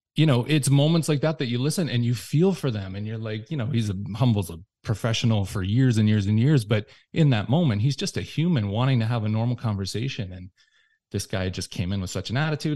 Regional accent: Windsor, Ontario, Canada; moved away as an adult; also born or lived in Toronto; I moved back to my hometown of Windsor.

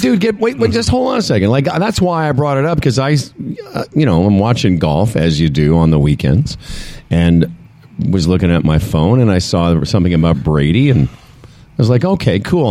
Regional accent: Saskatchewan, Canada; moved away; I'm from Saskatchewan originally

